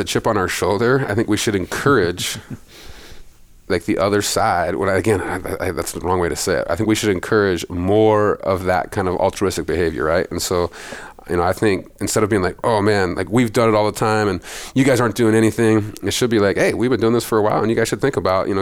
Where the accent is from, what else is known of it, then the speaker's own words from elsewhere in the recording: Montana, United States; I grew up in Montana